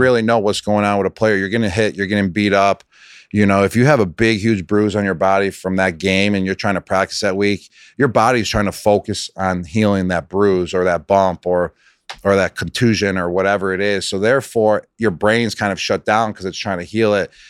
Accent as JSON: {"language": "English", "town": "Buffalo", "region": "New York", "country": "United States", "tie": "born or raised there", "accent": "Buffalo", "moved": "yes", "said": "I grew up in Buffalo"}